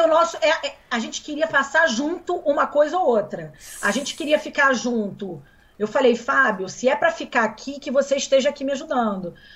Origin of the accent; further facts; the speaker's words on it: Brazil; moved away; also born or lived in Milan, Italy; eu só poderia voltar para o Brasil porque eu estava voltando para o meu país